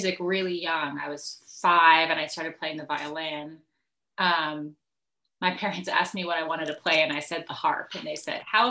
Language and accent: English; New Jersey, United States; now in Asheville, United States; I'm a musician based out of Asheville, North Carolina, right now, but originally I grew up in New Jersey